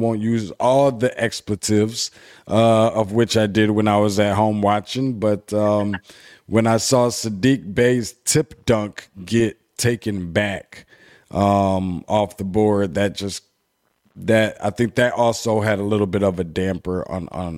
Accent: Michigan, United States; Being from Michigan

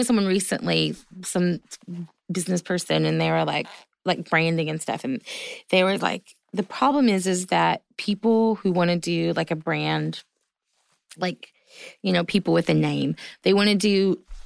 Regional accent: the South, Southern United States, United States; I'm a Southerner too.

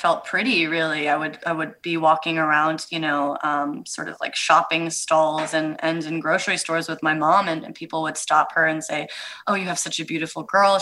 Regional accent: Eugene, Oregon, United States; I grew up in Eugene, Oregon, which is not a town renowned for its diversity

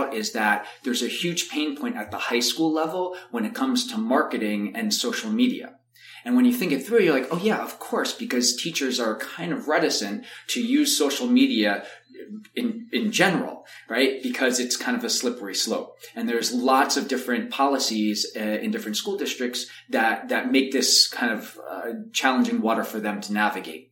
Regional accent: New York, United States; also born or lived in Chicago; I'm from New York, to come back to New York

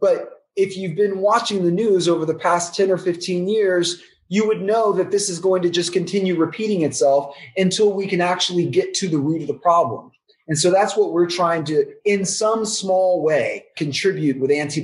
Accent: Texas, United States; I'm Black from Texas

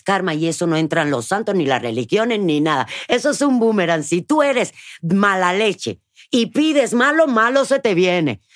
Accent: Cuba; moved away; desde niña, en Cuba

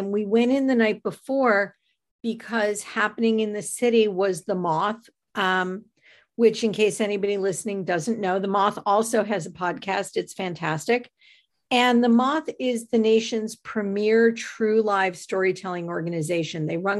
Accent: Buffalo, New York, United States; now in Connecticut, United States; I grew up in Buffalo. I ended up in New York City where I met my husband, Andrew.

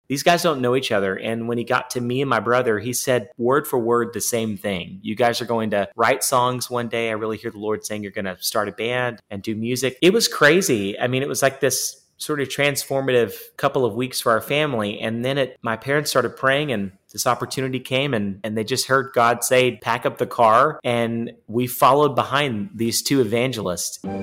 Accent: East Texas, United States; also born or lived in Baytown, Texas / Nashville, Tennessee; we grew up in East Texas

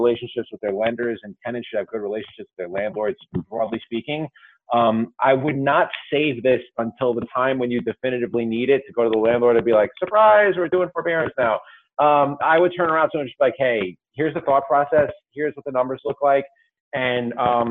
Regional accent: New York, United States; my home state of New York

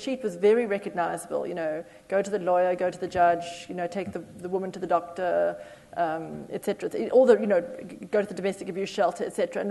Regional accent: South Africa; moved away; I'm originally from South Africa

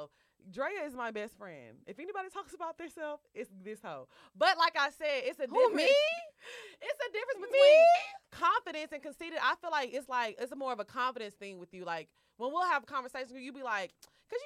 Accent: Houston, Texas, United States; I'm from Houston, y'all

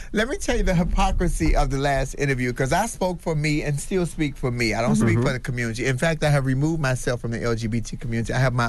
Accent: Chicago, Illinois, United States; I'm from Chicago. I'm West Side. I'm straight hood all day, all night.

